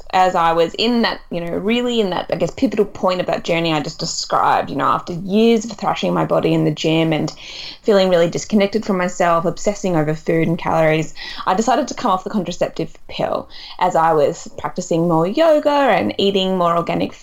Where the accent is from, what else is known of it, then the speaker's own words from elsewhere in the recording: east coast of Australia, Australia; moved away as an adult; also born or lived in Melbourne / Perth; now in London, United Kingdom; I grew up on the east coast of Australia and I'd been living in Melbourne for a really long time